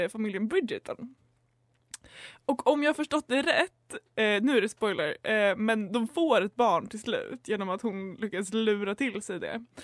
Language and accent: Swedish; Umeå, Västerbotten County, Sweden; och jag kommer från Umo och är sexualupplysare